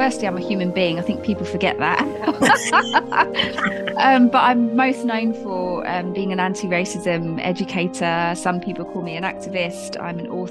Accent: Watford, East of England, United Kingdom; my brother and I, we were born in Hertfordshire

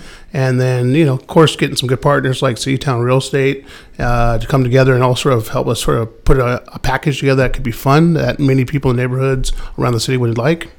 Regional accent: Seattle, Washington, United States; born and raised in Seattle

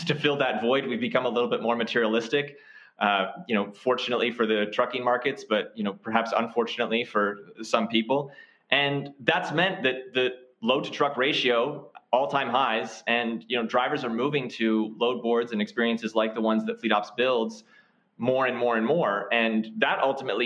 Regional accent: Canada; I'm a Canadian

